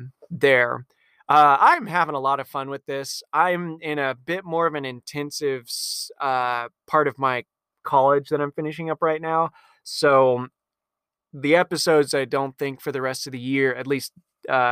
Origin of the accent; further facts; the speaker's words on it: Tucson, Arizona, United States; I'm from Tucson